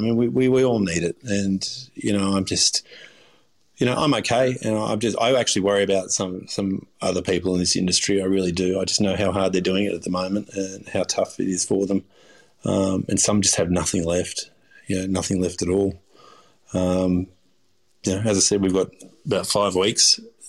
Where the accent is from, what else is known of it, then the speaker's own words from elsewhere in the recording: Australia; I consider myself Aussie. I'm half Turkish. I was born here. I was raised here. I'm an Aussie.